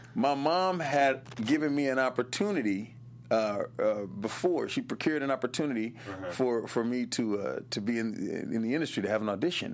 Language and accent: English; Los Angeles, California, United States; I was born here in Los Angeles